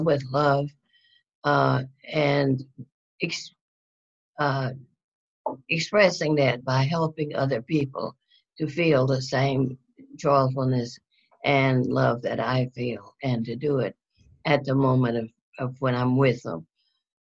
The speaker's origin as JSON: {"language": "English", "region": "North Louisiana", "country": "United States", "tie": "born or raised there", "also_born_or_lived": "Houston", "moved": "yes", "said": "I grew up in North Louisiana"}